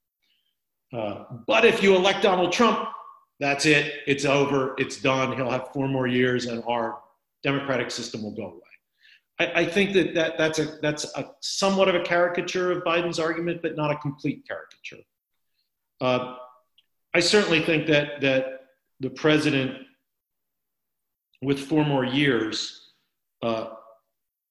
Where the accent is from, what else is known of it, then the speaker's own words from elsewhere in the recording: Wilmington, Delaware, United States; I was born and raised in Wilmington, Delaware